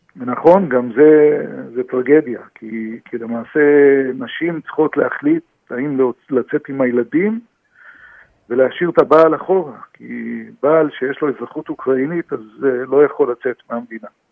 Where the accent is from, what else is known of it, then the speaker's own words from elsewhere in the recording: Israel; אנחנו גרים פה בארץ ישראל, נולדנו בארץ ישראל